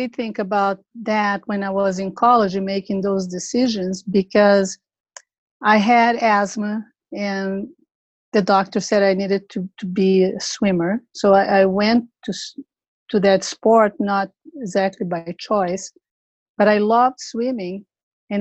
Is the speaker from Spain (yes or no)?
no; Brazil; moved away as an adult; now in San Diego, United States; to become a psychologist in Brazil, my home country, Brazil.